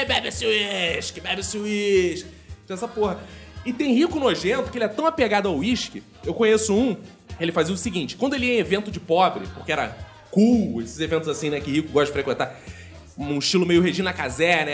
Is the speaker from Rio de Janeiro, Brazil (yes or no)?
yes; Rio de Janeiro, Brazil; Eu, por exemplo, nasci no Engenho Novo e o primeiro lugar que eu morei foi em Quintino